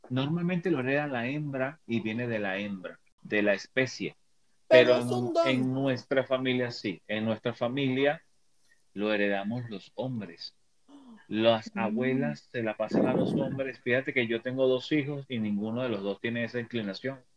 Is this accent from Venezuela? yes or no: yes; Venezuela; moved away; Yo soy un venezolano de un poquito más de 50 años de edad.